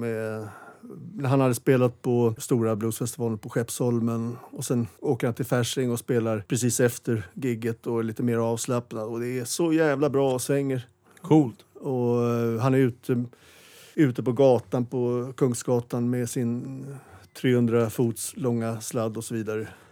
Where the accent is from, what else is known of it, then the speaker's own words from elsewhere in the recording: Stockholm, Stockholm County, Sweden; jag föddes i, på Karolinska sjukhuset och växte upp i Vasastan